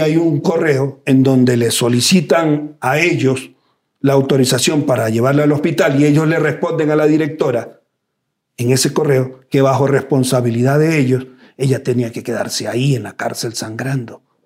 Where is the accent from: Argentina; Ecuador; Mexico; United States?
Ecuador; Los Ríos; Yo como ecuatoriano, como riocense